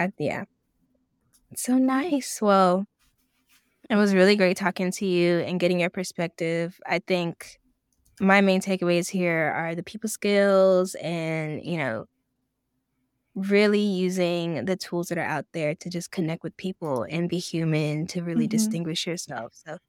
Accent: Jamaica; as a Jamaican myself

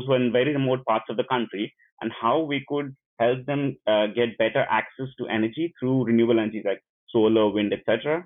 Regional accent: Puducherry, India; moved away as an adult; now in Bologna, Italy; I am from India, and I come from a small town on the southeast coast of India called Pondicherry

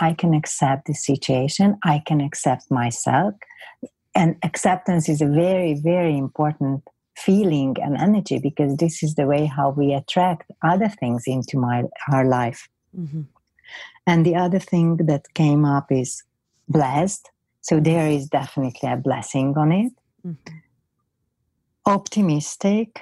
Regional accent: Hungary; accent: Hungarian; English is a second language; I'm Hungarian, so that's why you can hear my funny accent

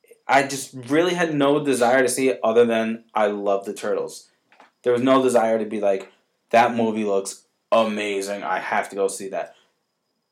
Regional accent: Connecticut, United States; now in Carmel, United States; when I used to live in Connecticut, and the Deeds Pizzeria was a pizzeria in my hometown.

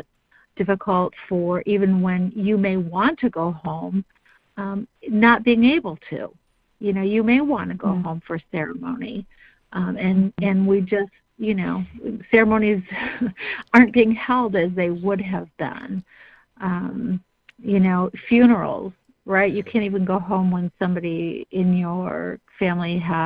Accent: Northern Michigan, United States; I'm from Northern Michigan

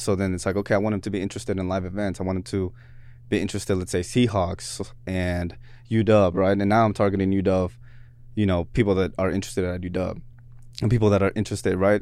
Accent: Seattle, Washington, United States; also born or lived in Mexico; Seattle's where gr-, where I grew up. you know what I'm saying? We immigrated from Mexico

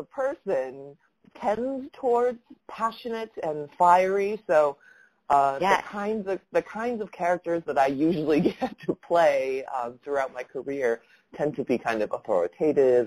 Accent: Taiwan; now in Los Angeles, United States; I was growing up in Taiwan, and then also here in the United States

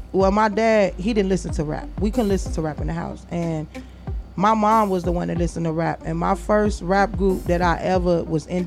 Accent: Chicago, Illinois, United States; also born or lived in Houston; Okay, so I'm originally from Chicago, um, by way of Texas. Uh, Chicago raised me, you know what I'm saying? Texas made me.

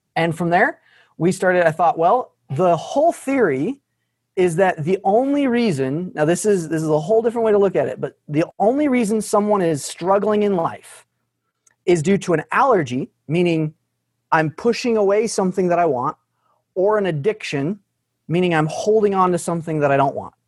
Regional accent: Arkansas, United States; I was from Arkansas

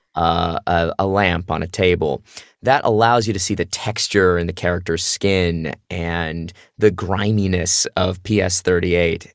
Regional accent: Phoenix, Arizona, United States; moved away as an adult; I grew up in Phoenix, Arizona doing theater.

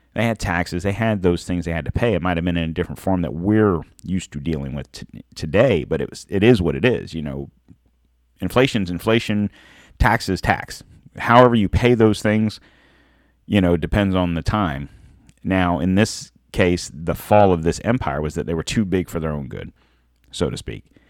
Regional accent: United States; We're American

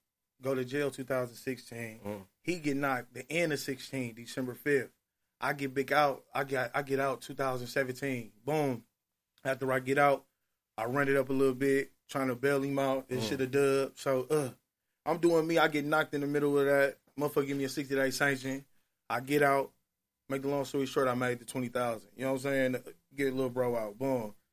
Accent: Milwaukee, Wisconsin, United States; We are from Milwaukee

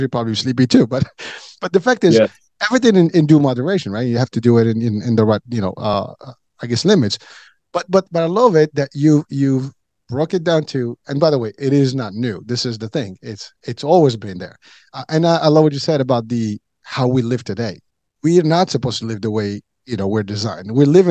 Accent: Morocco; moved away; I grew up, you know, when I was a kid, I was in Africa

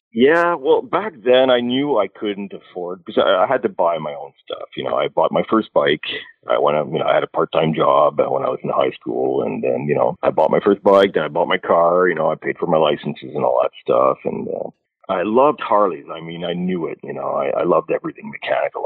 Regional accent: Alberta, Canada; I grew up in Alberta

